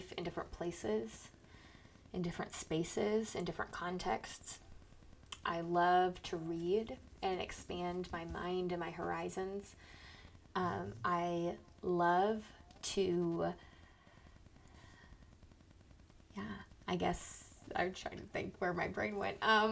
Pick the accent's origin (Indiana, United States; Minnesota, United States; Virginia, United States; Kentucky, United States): Minnesota, United States; Owatonna; now in Omaha, United States; I was born in Owatonna, Minnesota. I currently reside in Omaha, Nebraska.